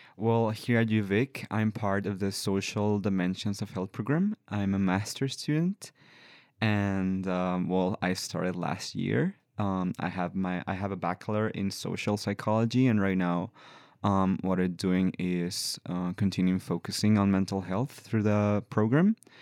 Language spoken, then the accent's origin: English; La Paz, Baja California Sur, Mexico; English is a second language; moved away as an adult; now in Victoria, Canada; I've been working for a few years with the trans community in La Paz, in my hometown